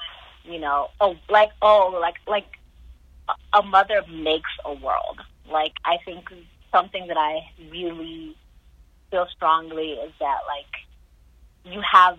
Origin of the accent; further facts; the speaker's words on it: Nigeria; I'm Igbo so I'm from the Igbo tribe in Nigeria